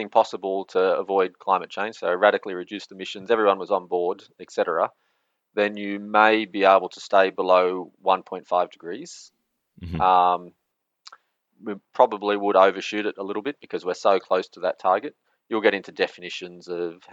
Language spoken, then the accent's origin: English; Australia; now in Norway; I'm from Australia